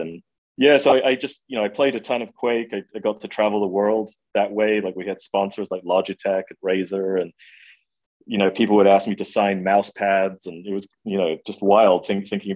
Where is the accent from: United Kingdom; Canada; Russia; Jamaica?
United Kingdom; England; I grew up in England. I went to college at the University of Manchester